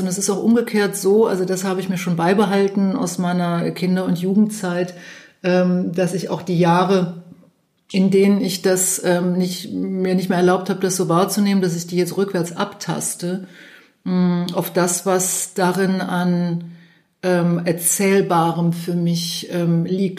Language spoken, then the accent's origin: German; Cologne, North Rhine-Westphalia, Germany; Ich bin ja aus Köln